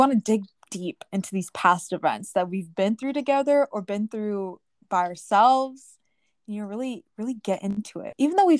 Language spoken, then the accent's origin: English; Round Rock, Texas, United States; Currently, we're both from the Round Rock area.